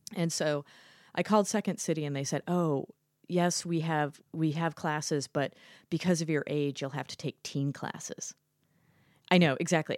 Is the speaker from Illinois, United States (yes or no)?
yes; Chicago, Illinois, United States; moved away as an adult; now in Shanghai, China; I grew up in Chicago